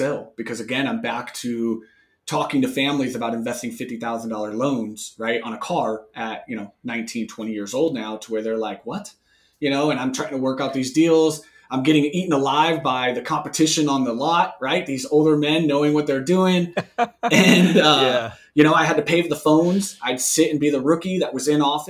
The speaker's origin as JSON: {"language": "English", "region": "Arizona", "country": "United States", "also_born_or_lived": "California", "said": "came back home, came back to Arizona"}